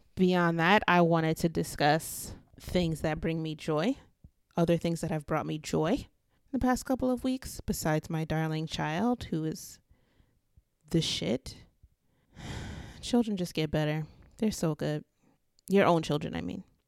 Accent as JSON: {"language": "English", "town": "New York City", "region": "New York", "country": "United States", "said": "I'm from Brooklyn"}